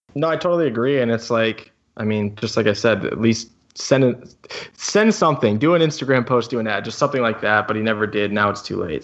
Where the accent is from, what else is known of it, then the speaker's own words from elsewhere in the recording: St. Louis, Missouri, United States; moved away; also born or lived in West Coast; I grew up in the Midwest, uh, Saint Louis, and then I moved to the West Coast, and I don't ever plan on going back